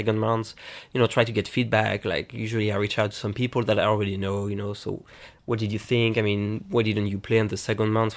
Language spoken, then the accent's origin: English; France; moved away; I played pinball mostly growing up in France